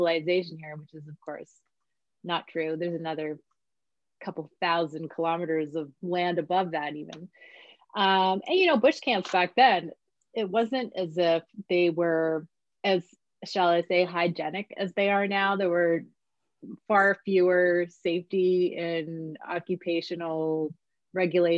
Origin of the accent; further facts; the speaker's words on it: rural New York State, United States; moved away as an adult; also born or lived in Toronto, Canada; now in British Columbia, Canada; I didn't grow up in Canada. I'm from New York State